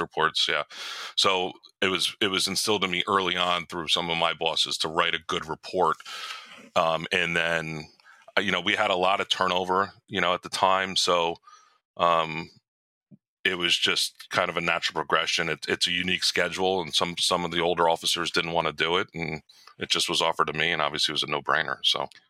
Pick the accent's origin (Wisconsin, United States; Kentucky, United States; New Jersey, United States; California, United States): New Jersey, United States; Morristown; I was born and raised in Morristown.